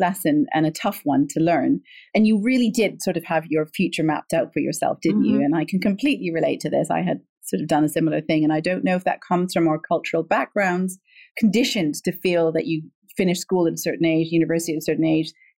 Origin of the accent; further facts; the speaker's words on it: Canada; I grew up in Canada